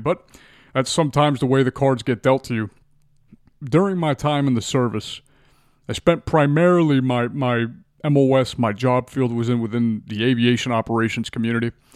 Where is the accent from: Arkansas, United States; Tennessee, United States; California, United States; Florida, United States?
Florida, United States; Miami; born and raised in Miami, Florida